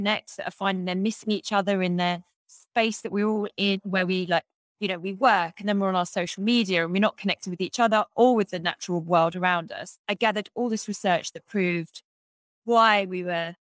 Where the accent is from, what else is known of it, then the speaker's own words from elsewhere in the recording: England, United Kingdom; moved away as an adult; also born or lived in New York City; this life that I had when I was growing up in England